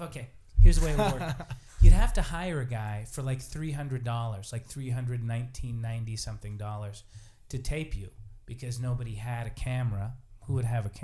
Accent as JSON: {"language": "English", "town": "Billings", "region": "Montana", "country": "United States", "tie": "born or raised there", "said": "I was raised in Billings"}